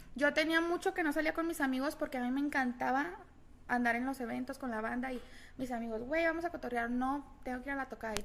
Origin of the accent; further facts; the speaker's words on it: Guadalajara, Jalisco, Mexico; moved away; Yo nací en Guadalajara, crecí en Guadalajara